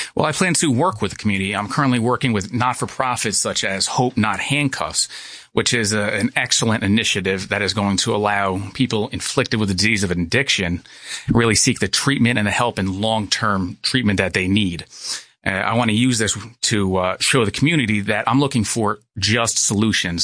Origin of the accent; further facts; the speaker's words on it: Monticello, New York, United States; I'm from Sullivan County. I, uh, went to the public schools of Monticello until eighth grade